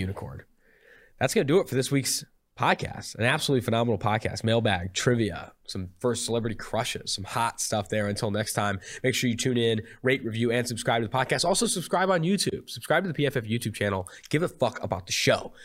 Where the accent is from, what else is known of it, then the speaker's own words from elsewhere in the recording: Oakland, California, United States; now in Cincinnati, United States; I'm from Oakland, California